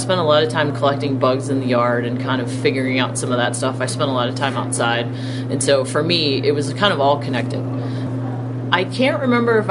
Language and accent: English; Salem, Ohio, United States; moved away as an adult; also born or lived in Charlottesville, Virginia; now in Montana, United States; I was born in Salem, Ohio, and grew up there and in Charlottesville, Virginia